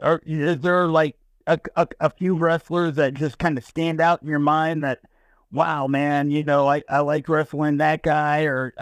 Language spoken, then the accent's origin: English; India; So we would say I was from India and I was a cowboy, Elephant Boy.